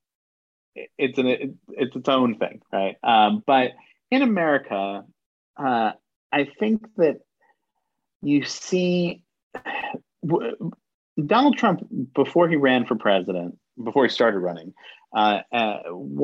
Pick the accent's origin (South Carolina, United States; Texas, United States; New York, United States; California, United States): New York, United States; New York City; I grew up in New York City